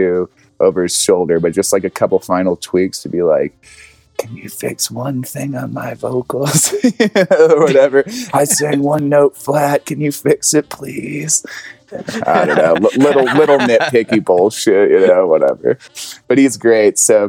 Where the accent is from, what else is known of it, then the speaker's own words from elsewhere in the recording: the South, United States; I'm from the South